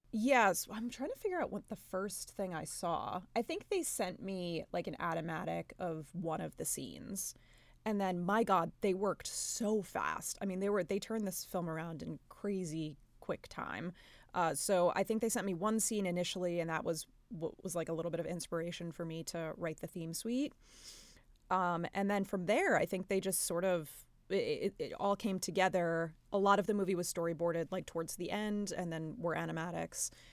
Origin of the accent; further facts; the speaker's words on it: New York, United States; we're both from New York and, uh, come from Italian families